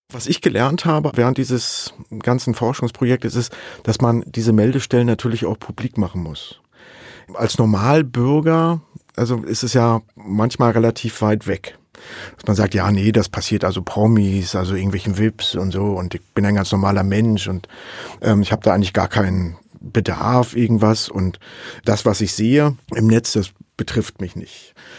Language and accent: German; Saxony, Germany; ich komme aus Sachsen